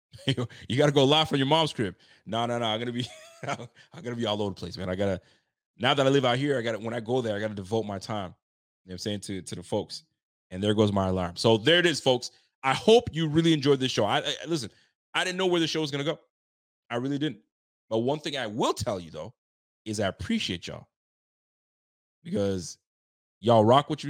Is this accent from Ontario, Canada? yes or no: yes; Ottawa, Ontario, Canada; moved away; my hometown. I'm going back to Ottawa to go visit my mom's and my fam